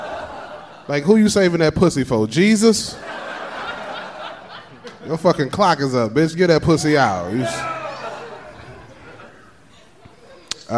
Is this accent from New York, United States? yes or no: no; Georgia, United States; also born or lived in Miami Gardens, Florida; Even though I was raised in Georgia, I'm from Dade County